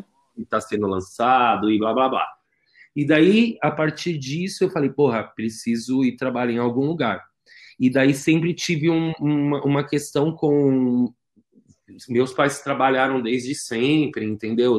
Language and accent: Portuguese; São Paulo, Brazil; eu fui criado na Zona Leste